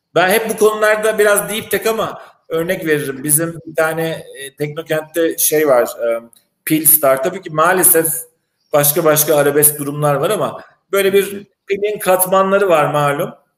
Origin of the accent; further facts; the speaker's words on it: İzmir, Turkey; also born or lived in Istanbul / Northern Cyprus; now in Famagusta, Cyprus; İzmirliyim orijinalinde